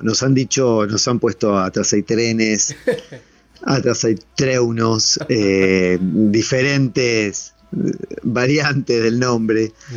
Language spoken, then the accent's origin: Spanish; Neuquén, Argentina; now in Buenos Aires, Argentina; nosotros tenemos base acá, pero somos neuquinos y vamos a seguir siéndolo eternamente